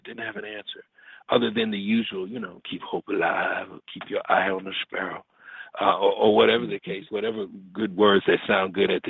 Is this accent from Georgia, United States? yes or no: yes; Atlanta, Georgia, United States; moved away as an adult; also born or lived in Riverside, California / Hartford, Connecticut / Decatur, Georgia; now in Huntington Beach, United States; And that was Atlanta, Georgia. And then that's where I was. That's where I grew up, went to high school and college